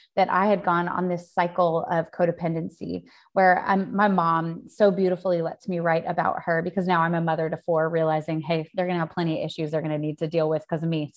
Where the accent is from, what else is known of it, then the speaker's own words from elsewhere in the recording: Spokane, Washington, United States; moved away as an adult; also born or lived in Sydney, Australia; now in New York, United States; growing, growing up in Spokane, Spokane is a totally different culture.